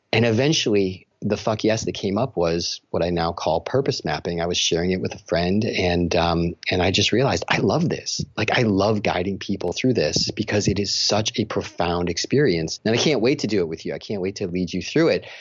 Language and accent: English; Chicago, Illinois, United States; moved away as an adult; now in Rochester, New York, United States; I'm from Chicago